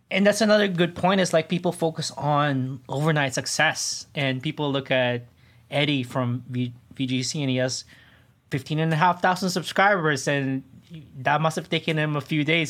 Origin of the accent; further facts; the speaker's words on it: Toronto, Ontario, Canada; I'm from Toronto